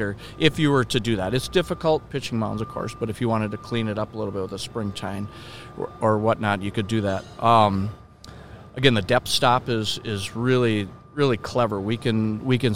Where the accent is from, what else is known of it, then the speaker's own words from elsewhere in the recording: Minneapolis, Minnesota, United States; I grew up in Minneapolis